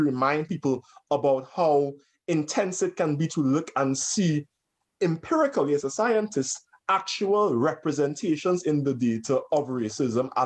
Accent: Trinidad & Tobago; now in United States; when I was growing up in Trinidad

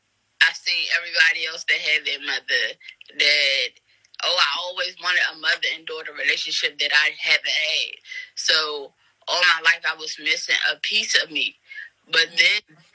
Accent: Washington, District of Columbia, United States; I'm from the Washington, D.C. area

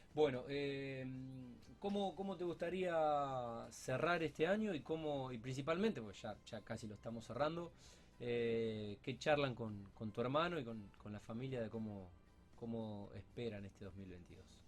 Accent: Rosario, Santa Fe, Argentina; soy Rosarino

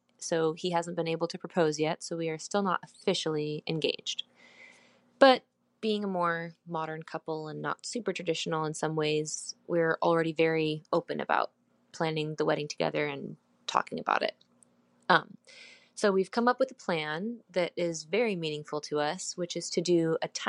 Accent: Oregon, United States; I'm from Oregon in the United States.

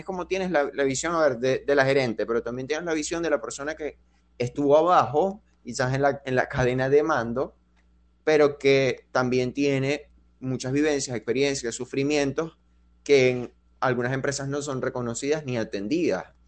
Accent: Venezuela; nosotros crecimos así, como con la idea de que en Venezuela es como que tú te graduabas

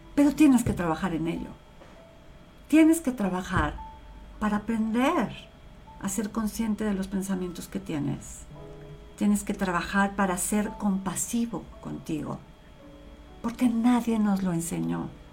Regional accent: Mexico; yo soy mexicana 100% hecha en México y vivo en México, he vivido toda mi vida

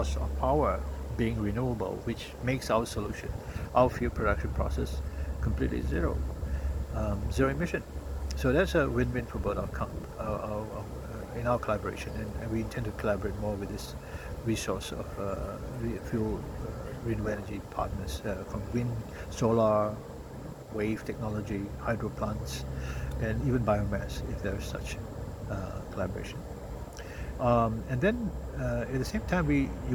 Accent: Singapore; being a Singaporean, we are a pragmatic lot.

